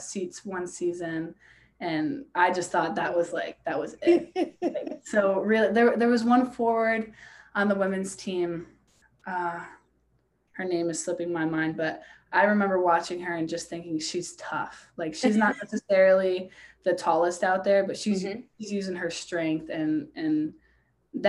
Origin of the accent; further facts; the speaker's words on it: Albany, New York, United States; moved away as an adult; now in Vermont, United States; I'm from Albany, the Colony area